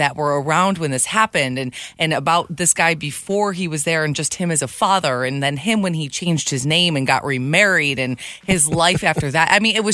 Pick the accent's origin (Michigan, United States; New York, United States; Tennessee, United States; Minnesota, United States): Michigan, United States; Michigan, my hometown.